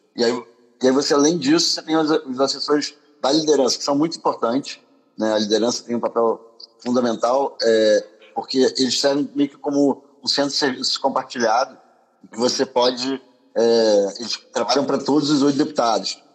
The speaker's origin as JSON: {"language": "Portuguese", "region": "Rio de Janeiro", "country": "Brazil", "also_born_or_lived": "France / United States", "moved": "as an adult", "said": "Eu sou do Rio, sou carioca"}